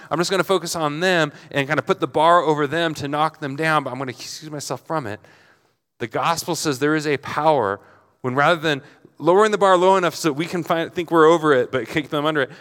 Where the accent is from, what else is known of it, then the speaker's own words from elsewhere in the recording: Portland, United States; I'm in Flagstaff and I'm from Portland